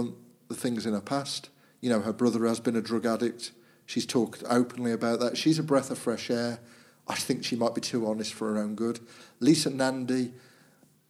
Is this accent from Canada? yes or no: no; Walsall, West Midlands, United Kingdom; being from Walsall, we like to claim we're Brummies